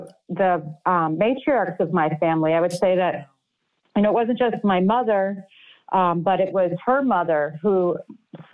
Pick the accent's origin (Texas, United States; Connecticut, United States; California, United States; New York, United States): New York, United States; New York City; moved away as an adult; I was born in New York City. I lived there for 18 years.